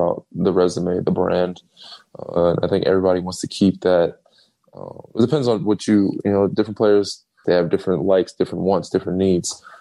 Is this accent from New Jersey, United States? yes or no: no; North Babylon, New York, United States; moved away; also born or lived in Chapel Hill, North Carolina / Texas; I do one in my hometown every year for the last, you know, 12, as many years I've been in the league, 12, 13 years in North Babylon, New York.